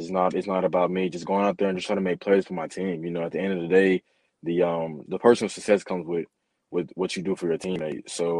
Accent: Covington, Georgia, United States; Man, you know, I'm from Covington, Georgia. There's just a lot of great athletes come out of there.

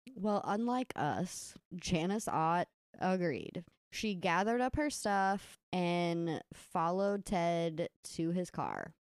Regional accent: Kentucky, United States; lake we grew up swimming in in Kentucky.

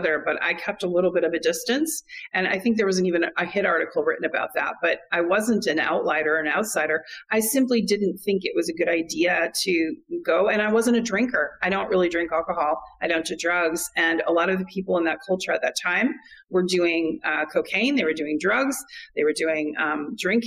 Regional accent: California, United States; moved away as an adult; Being a Californian

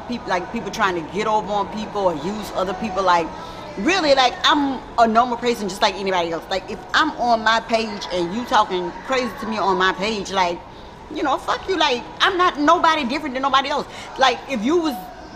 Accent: Baton Rouge, Louisiana, United States; I'm from Baton Rouge, Louisiana.

